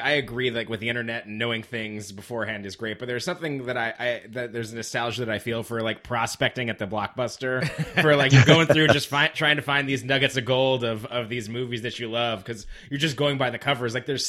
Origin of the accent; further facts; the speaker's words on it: Las Vegas, Nevada, United States; I grew up in Nevada, so my backyard kind of looked like perfection.